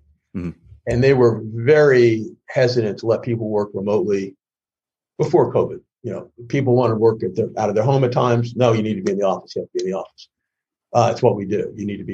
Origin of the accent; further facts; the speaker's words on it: New York City, New York, United States; I grew up in the Bronx